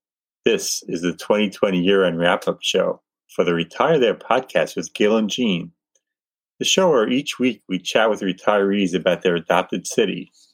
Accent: Long Island, New York, United States; also born or lived in Bay Ridge, Brooklyn; I'm not Asian. Born and raised in Long Island, New York, a place I've always wanted to leave.

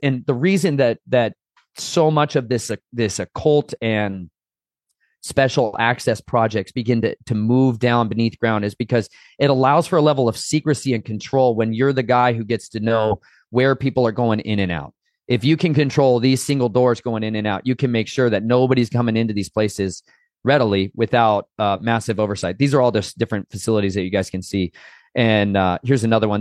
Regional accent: Arizona, United States; I grew up down in Arizona

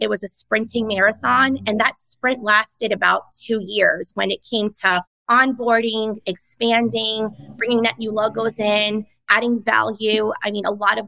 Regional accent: New York, United States; my parents struggled a lot and they worked 2 to 3 jobs just to put me and my sister through private school growing up in New York because our neighborhood was so rough

